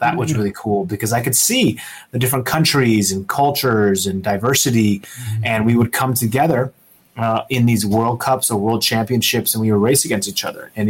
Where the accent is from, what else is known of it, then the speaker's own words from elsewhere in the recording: Seattle, Washington, United States; I grew up in the Seattle region.